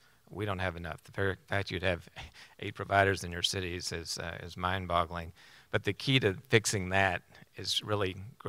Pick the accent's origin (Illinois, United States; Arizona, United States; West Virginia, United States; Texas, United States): Texas, United States; 20 miles east of Lubbock; also born or lived in North Carolina; I'm as Texan as they come. I grew up 20 miles east of Lubbock. I went to college in Texas